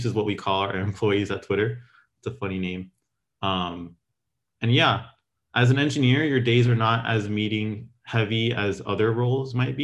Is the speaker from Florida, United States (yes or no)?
yes; Miami, Florida, United States; moved away as an adult; also born or lived in Gainesville, Florida; now in San Francisco, United States; I came from Miami.